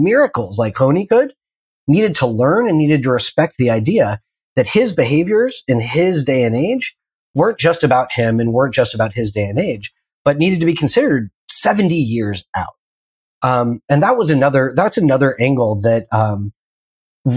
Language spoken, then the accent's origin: English; Pacific Northwest, United States; I grew up in the Pacific Northwest, and primarily in the 90s